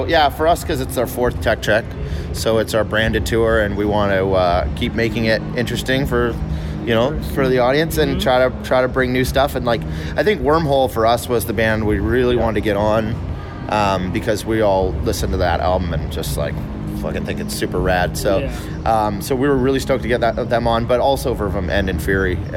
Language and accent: English; Canada